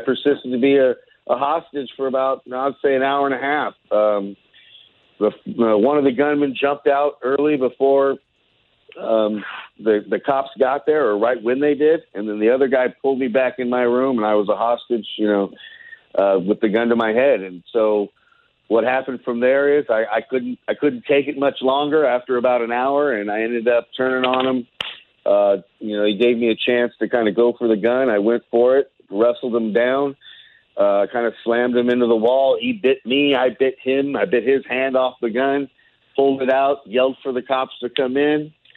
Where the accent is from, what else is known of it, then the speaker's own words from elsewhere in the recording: near the Bay Area, California, United States; now in Bay Area, United States; I'm in the Bay Area. You know, uh, not too far from my hometown where I grew up